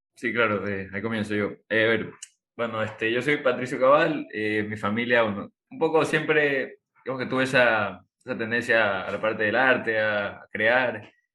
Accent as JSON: {"language": "Spanish", "town": "Guayaquil", "region": "Guayas", "country": "Ecuador", "lives_now": "Samborondón, Ecuador", "said": "como guayaquileños, como zamorondeños, que yo vivo acá"}